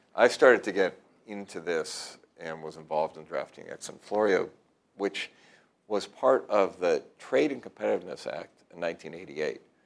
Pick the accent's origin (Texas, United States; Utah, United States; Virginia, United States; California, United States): California, United States; Southern; I grew up in Southern California where, uh-huh. you know, from Redondo Beach and Hawthorne all the way to the airport